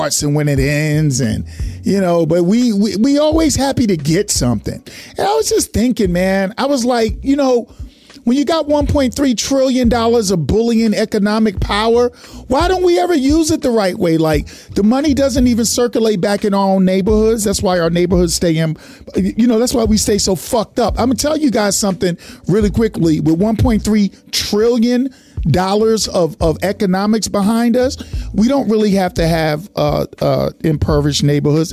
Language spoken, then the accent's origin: English; New York, United States; I'm a New Yorker.